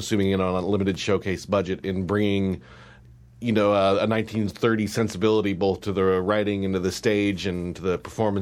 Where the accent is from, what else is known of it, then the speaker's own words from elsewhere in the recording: Montana, United States; moved away; I'm originally from Montana.